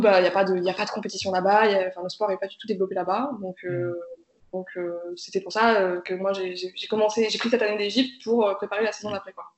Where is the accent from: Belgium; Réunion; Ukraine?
Ukraine; moved away; je suis née en Ukraine